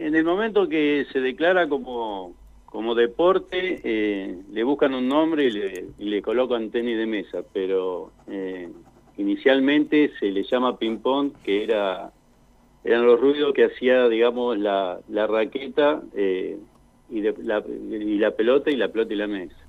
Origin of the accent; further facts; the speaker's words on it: San Nicolás de los Arroyos, Buenos Aires Province, Argentina; also born or lived in China Muerta, Neuquén; now in Plottier, Argentina; yo soy de San Nicolás, provincia de Buenos Aires.